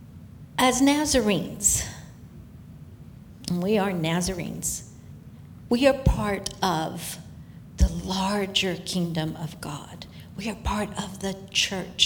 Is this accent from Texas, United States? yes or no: no; Fresno, California, United States; moved away as an adult; also born or lived in Selma, California; now in Singapore; growing up in Fresno, being born in Selma